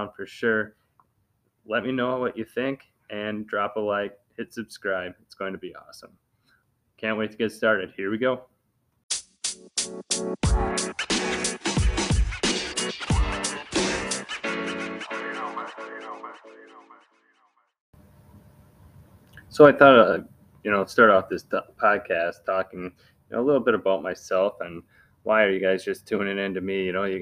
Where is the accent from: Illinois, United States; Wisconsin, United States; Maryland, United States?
Wisconsin, United States; I'm from Wisconsin. I'm all about Wisconsin